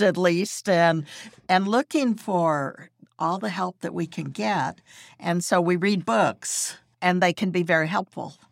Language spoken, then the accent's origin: English; Texas, United States; also born or lived in California; now in Florida, United States; I grew up in Texas, and I've been in Florida for more than thirty years now